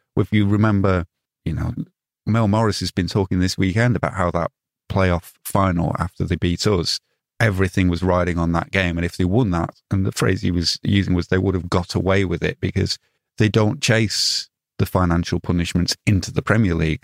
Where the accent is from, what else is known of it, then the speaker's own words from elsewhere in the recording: Otley, Yorkshire and the Humber, United Kingdom; also born or lived in Leeds; Wharfdale General Hospital